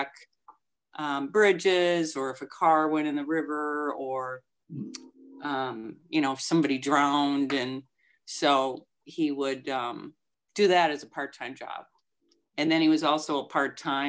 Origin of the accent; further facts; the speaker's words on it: Minneapolis, Minnesota, United States; moved away as an adult; also born or lived in Germany; now in Milwaukee, United States; I grew up in Minneapolis